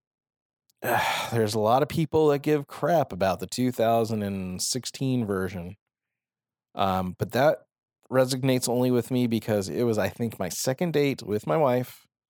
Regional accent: Phoenix, Arizona, United States; I am from Arizona. I am from Phoenix.

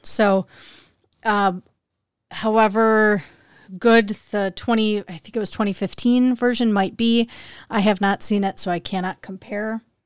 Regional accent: Midwest, United States; I'm from the Midwest and, and I think we don't have an accent. Um, I've been told by others that we do have accents here

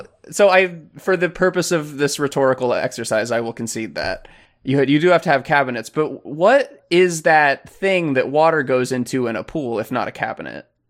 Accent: Florida, United States; I'm from Florida

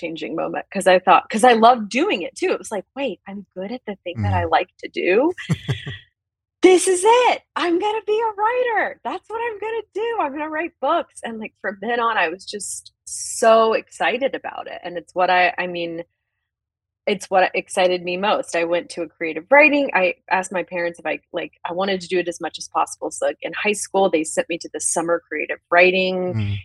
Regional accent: the South, United States; being in the South

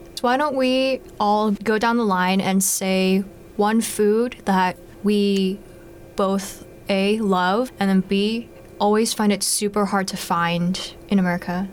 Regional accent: Bay Area, California, United States; growing up in the Bay Area where there were a lot of other Korean Americans around me

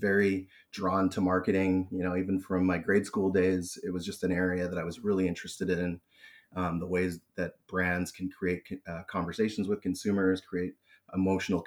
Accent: British Columbia, Canada; also born or lived in Toronto, Ontario; I was born in Toronto, but I've been currently now situated in Vancouver, BC, and I've been in British Columbia most of my life

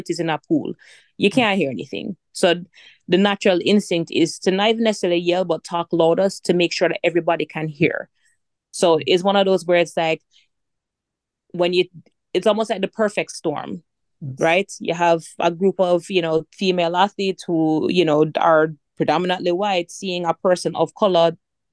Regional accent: Jamaica; I'm Jamaican

